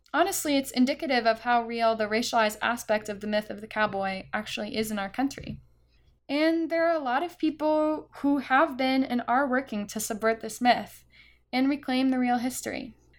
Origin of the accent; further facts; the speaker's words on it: Billings, Montana, United States; growing up in Billings, Montana